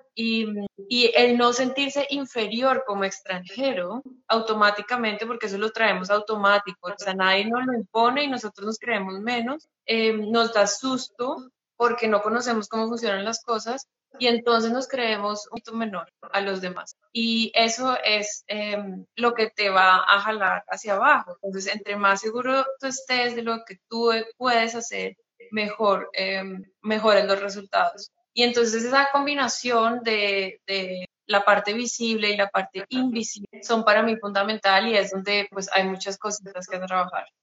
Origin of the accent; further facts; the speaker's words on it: Colombia; moved away as an adult; now in Hamburg, Germany; soy colombiana